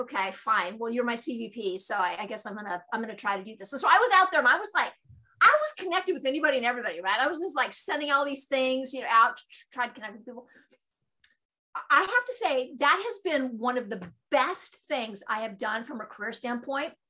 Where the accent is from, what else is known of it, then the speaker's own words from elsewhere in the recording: California, United States; I'm from California